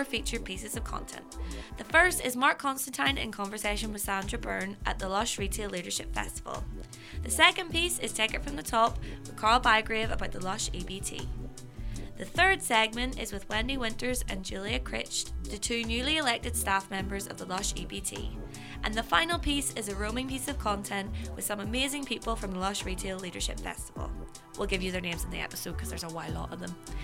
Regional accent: Belfast, Northern Ireland, United Kingdom; I'm from Belfast

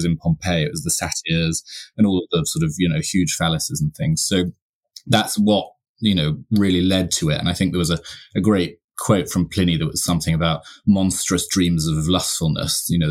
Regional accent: York, Yorkshire and the Humber, United Kingdom; Yorkshire. I was born in York. I was brought up on the moors.

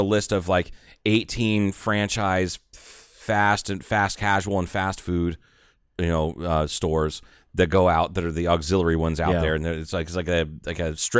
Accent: Ohio, United States; moved away; also born or lived in Dallas area; I'm from Ohio.

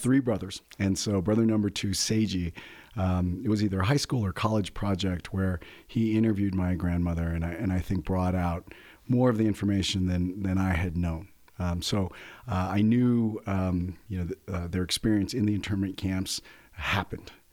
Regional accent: San Luis Valley, Colorado, United States; I'm a fourth generation Coloradan. I grew up in the San Luis Valley

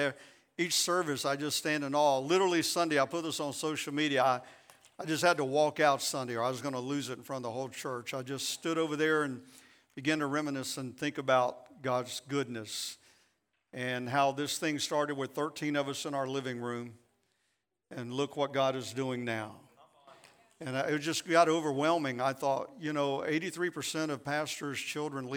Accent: Central Florida, United States; we didn't have air conditioning in Central Florida growing up

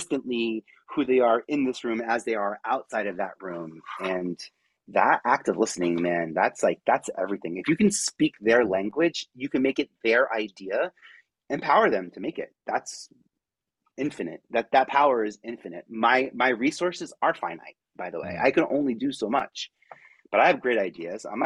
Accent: New York City, New York, United States; I'm from Staten Island, so 5,000 people in my high school

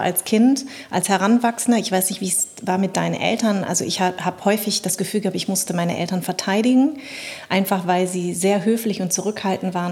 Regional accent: Munich, Bavaria, Germany; also born or lived in Darmstadt; ich bin ja in München quasi groß geworden

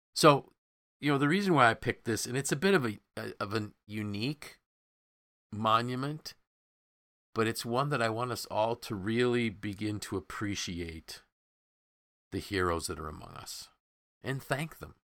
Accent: Syracuse, New York, United States; as a kid growing up in Syracuse

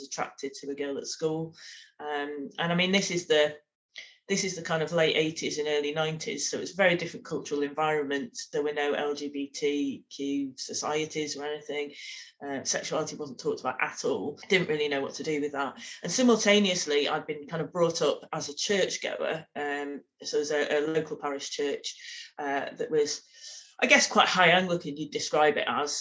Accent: Manchester, North West England, United Kingdom; I'm Mancunian, very proud of that. Grew up in Manchester

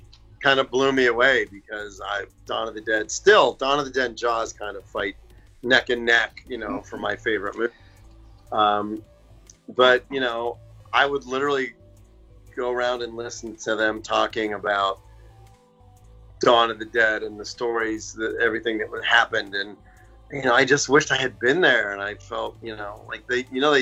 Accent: Pittsburgh, Pennsylvania, United States; moved away; I'm from Pittsburgh

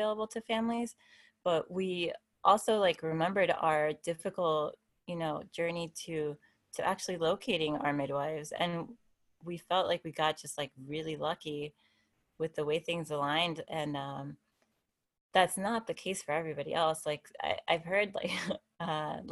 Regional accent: Miami, Florida, United States; moved away as an adult; also born or lived in Tennessee; now in San Diego, United States; My husband is Eddie, and we're both from Miami

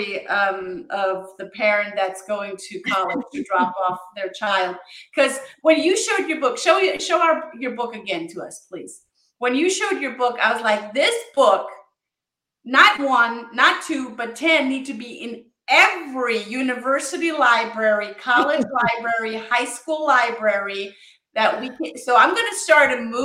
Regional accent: Germany; moved away; I grew up in Germany

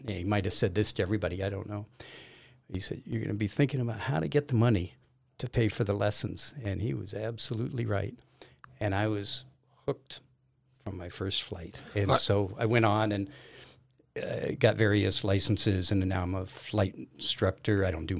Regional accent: Los Angeles, California, United States; moved away as an adult; also born or lived in Caribbean; I am originally from Los Angeles, left there in, 72 or 4 or something like that. Moved to the Caribbean, worked on sailboats down there for a couple of years

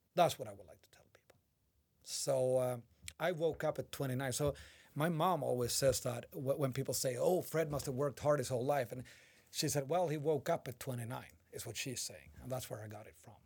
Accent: Umeå, Västerbotten County, Sweden; English is a second language; moved away; I was visiting my hometown of Umeå.

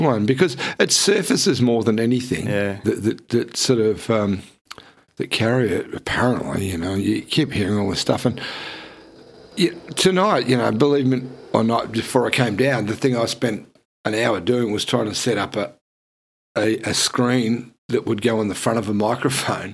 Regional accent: Geelong, Victoria, Australia; now in Melbourne, Australia; I live here and not in Geelong. You know, because I grew up in Geelong

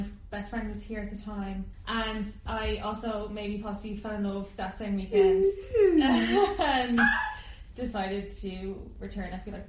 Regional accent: Ireland; moved away as an adult; now in London, United Kingdom; we're three Irish people who are friends

